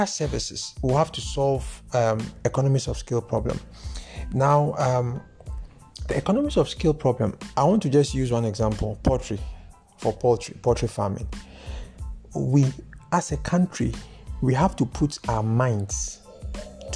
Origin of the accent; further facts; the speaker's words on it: Ghana; I am a Ghanaian